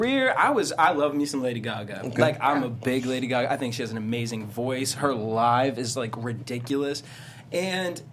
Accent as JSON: {"language": "English", "town": "Boston", "region": "Massachusetts", "country": "United States", "said": "I'm from Boston"}